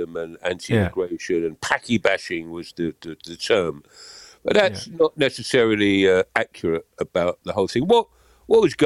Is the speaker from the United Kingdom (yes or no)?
yes; London, United Kingdom; I grew up in Camberwell and Peckham